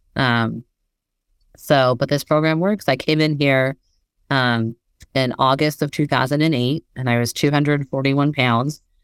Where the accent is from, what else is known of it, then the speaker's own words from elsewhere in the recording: Bay Area, California, United States; moved away as an adult; also born or lived in Massachusetts; I grew up in the Bay Area